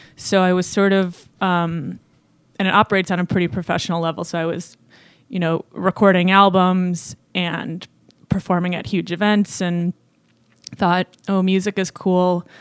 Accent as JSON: {"language": "English", "town": "Chicago", "region": "Illinois", "country": "United States", "said": "I'm from Chicago, Illinois, the actual city, not a bur-, burb"}